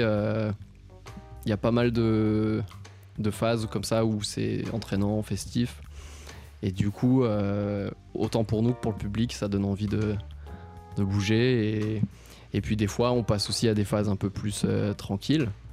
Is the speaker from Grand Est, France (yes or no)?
no; Nice, Provence-Alpes-Côte d'Azur, France; moved away as an adult; also born or lived in Annecy; now in Paris, France; je suis issu du Sud, j'ai vécu 12 ans à Nice